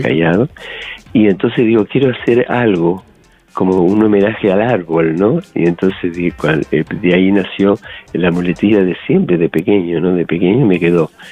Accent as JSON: {"language": "Spanish", "country": "Argentina", "tie": "born or raised there", "also_born_or_lived": "Canary Islands", "moved": "yes", "lives_now": "Las Palmas de Gran Canaria, Spain", "said": "yo, nací en Argentina, pero eh, de, origen, mi, mi, padre es de Italia y mi madre de Alemania, ¿no? Entonces, pero he venido hace mucho tiempo que estoy aquí viviendo en Canarias"}